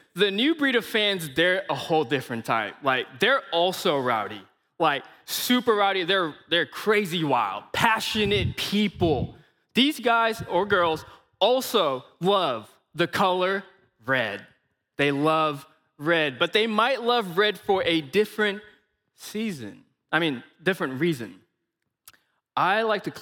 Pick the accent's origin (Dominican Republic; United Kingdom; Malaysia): Malaysia; accent: Malaysian; now in Missouri, United States; I am from Malaysia.